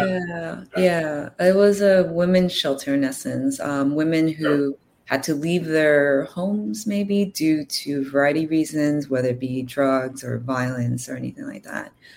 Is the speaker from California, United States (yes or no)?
yes; California, United States; also born or lived in Los Angeles; now in New York City, United States; I am from California, so I have family here